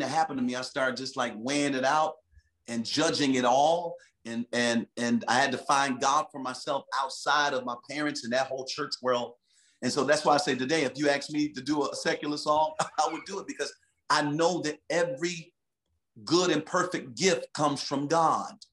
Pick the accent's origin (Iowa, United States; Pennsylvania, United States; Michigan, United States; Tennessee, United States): Michigan, United States; Detroit; now in California, United States; I'm from Detroit City